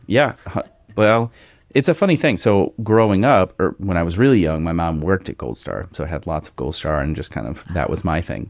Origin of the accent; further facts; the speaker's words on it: Cincinnati, Ohio, United States; we are both from Cincinnati area